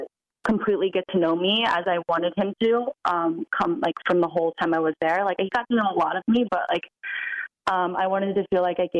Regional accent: Virginia Beach, Virginia, United States; moved away as an adult; also born or lived in New York; I'm from Virginia Beach. I grew up there.

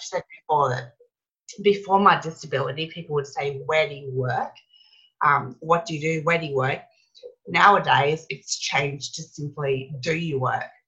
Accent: Brisbane, Queensland, Australia; in Brisbane, which is my hometown where my family are.

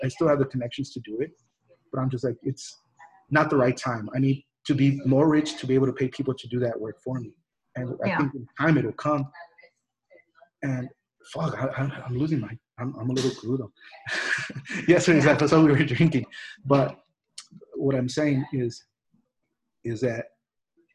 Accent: El Monte, California, United States; also born or lived in Mexico; where I grew up in El Monte

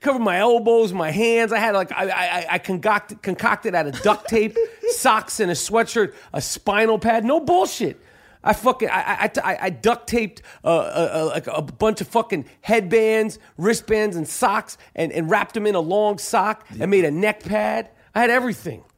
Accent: New York, United States; accent: thick New York; two guys with some thick New York shit.

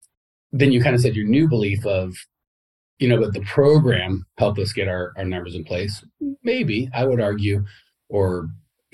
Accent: United States; growing up in America

